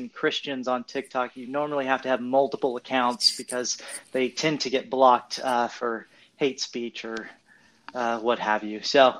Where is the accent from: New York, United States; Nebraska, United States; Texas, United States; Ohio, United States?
Ohio, United States; Cleveland; also born or lived in Westerville; now in Missouri, United States; I was born in Columbus in {S0} Okay. {S1} Westerville, actually. And then I grew up Cleveland area, and now I'm in Missouri, which I like.